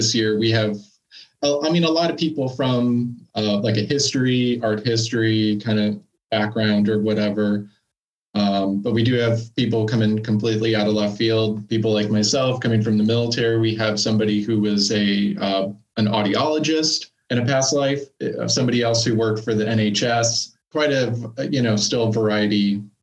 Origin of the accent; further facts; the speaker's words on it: United States; moved away as an adult; now in United Kingdom; being an American